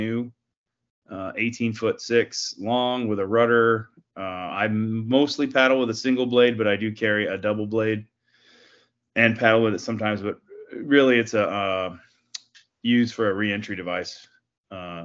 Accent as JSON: {"language": "English", "town": "Dallas", "region": "Texas", "country": "United States", "moved": "as an adult", "lives_now": "Fort Lauderdale, United States", "said": "I'm from Dallas, Texas. And I currently live in Fort Lauderdale, Florida. I left Texas to join the crew of a private yacht"}